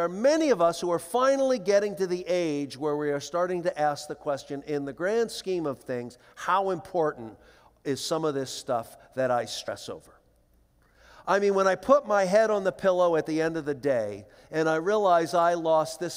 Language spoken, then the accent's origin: English; Philadelphia, Pennsylvania, United States; moved away; my sister and I flew back to Philadelphia to attend to the funeral arrangements, and we had grown up in this little church